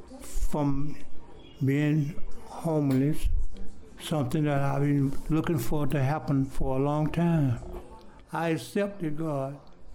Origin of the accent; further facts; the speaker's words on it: Miami, Florida, United States; moved away as an adult; now in Atlanta, United States; Well, I was living in Miami. I'm from Miami, Florida. And I decided to come to Georgia looking for work.